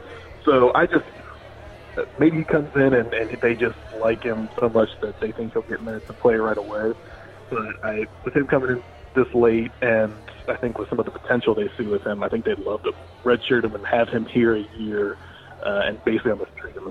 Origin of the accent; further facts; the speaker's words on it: Ohio, United States; I grew up in Ohio